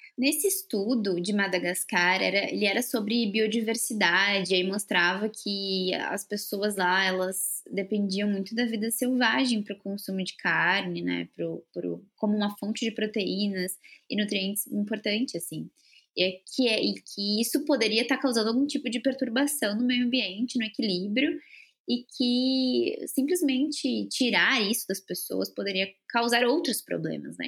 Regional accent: Porto Alegre, Rio Grande do Sul, Brazil; moved away; Agora eu tô aqui em Porto Alegre, que é onde eu nasci

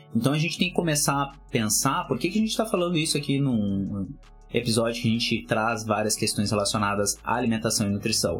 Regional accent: the South, Rio Grande do Sul, Brazil; Eu sou do Sul, moro aqui

